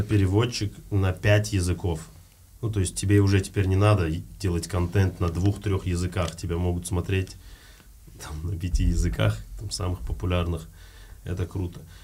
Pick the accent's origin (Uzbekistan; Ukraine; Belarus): Uzbekistan; moved away as an adult; also born or lived in Almaty, Kazakhstan; я узбек